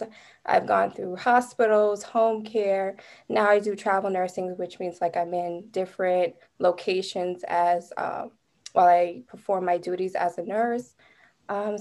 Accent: New Jersey, United States; I'm from the New Jersey area

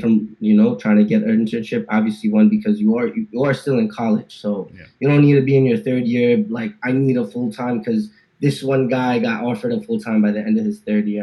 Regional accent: New Jersey, United States; moved away as an adult; now in Dallas, United States; born and raised in New Jersey

